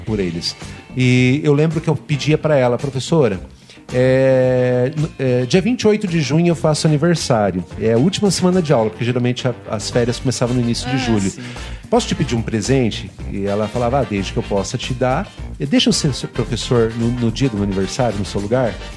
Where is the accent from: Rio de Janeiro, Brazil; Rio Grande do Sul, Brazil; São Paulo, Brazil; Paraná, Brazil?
Paraná, Brazil; Cascavel; Então eu nasci em Cascavel, né? sou cascavelense, sou aqui, daqui de pertinho